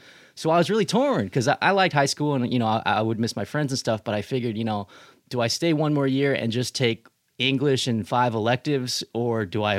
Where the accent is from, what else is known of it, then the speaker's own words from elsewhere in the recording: Riverside, California, United States; I grew up in Riverside, California, mm-hmm. and I went to a bunch of massive public schools.